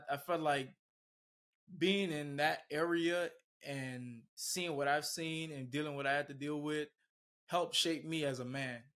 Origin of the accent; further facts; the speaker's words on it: Miami, Florida, United States; moved away as an adult; also born or lived in Bahamas; now in Naples, United States; I was born in the Bahamas. Okay. Moved to Miami at the age of three, and pretty much Miami made me, raised me, molded me.